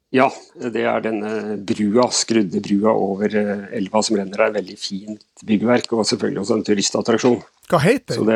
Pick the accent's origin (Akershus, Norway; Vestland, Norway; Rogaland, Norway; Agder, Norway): Vestland, Norway; Voss; born there; now in Oslo, Norway; Nei, jeg er født i Voss. Det kan dere helt sikkert ikke høre på dialekten min.